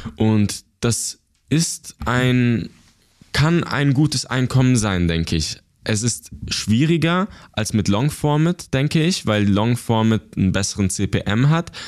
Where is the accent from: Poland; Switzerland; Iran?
Switzerland; Basel; ich bin geboren und aufgewachsen in der Schweiz.